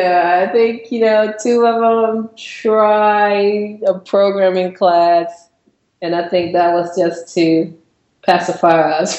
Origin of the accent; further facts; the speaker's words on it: Virginia, United States; moved away as an adult; now in Atlanta, United States; I was born and raised in Virginia, you know, had been there all my life. And I met someone from here and moved here